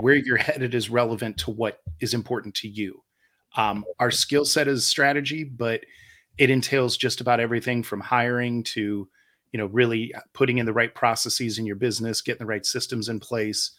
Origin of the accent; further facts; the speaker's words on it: Ohio, United States; moved away as an adult; now in Charlotte, United States; I'm originally from Ohio. Uh, I spent a majority of my life there, including my adult life